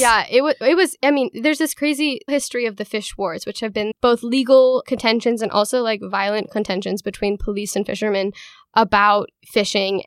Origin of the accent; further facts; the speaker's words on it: Hood River, Oregon, United States; I am from Hood River, Oregon